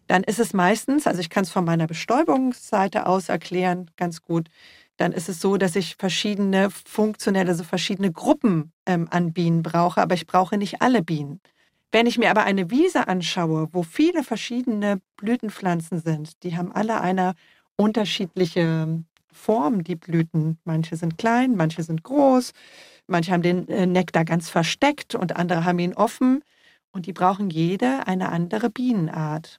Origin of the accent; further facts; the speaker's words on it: Germany; also born or lived in Freiburg; bei uns in Deutschland